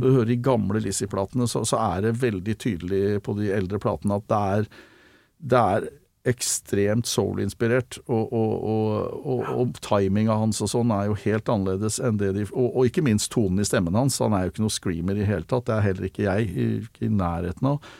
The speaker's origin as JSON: {"language": "Norwegian", "region": "Oslo", "country": "Norway", "tie": "born or raised there", "said": "Jeg vokste opp på Kalbakken"}